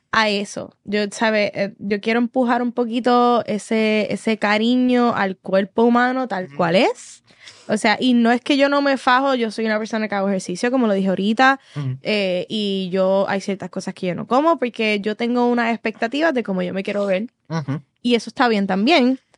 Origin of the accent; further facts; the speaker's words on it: Puerto Rico; Soy boricua